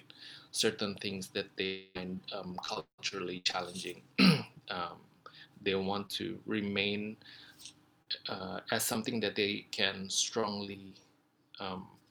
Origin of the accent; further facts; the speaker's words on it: Indonesia; I come from Indonesia